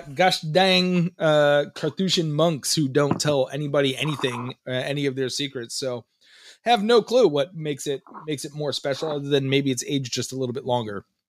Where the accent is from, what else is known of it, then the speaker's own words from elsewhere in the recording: Perth Amboy, New Jersey, United States; moved away; also born or lived in New York City; I was born in Perth, Amboy